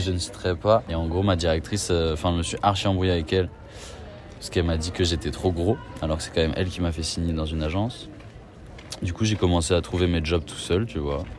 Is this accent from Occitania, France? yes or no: no; Paris, Île-de-France, France; J'ai 23 ans, je suis parisien.